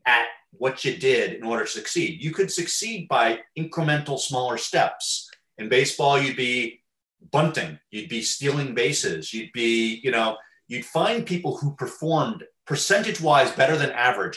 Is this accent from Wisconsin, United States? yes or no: no; Teaneck, New Jersey, United States; Teaneck, New Jersey, my hometown